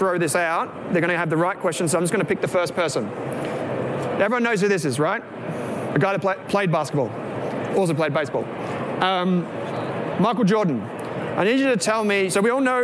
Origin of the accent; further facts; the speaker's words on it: Victoria, Australia; We're from Victoria